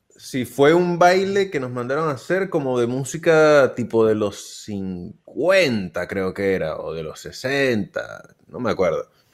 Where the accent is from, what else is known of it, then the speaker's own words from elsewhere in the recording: Venezuela; now in Argentina; yo soy el venezolano, entonces yo soy el caribeño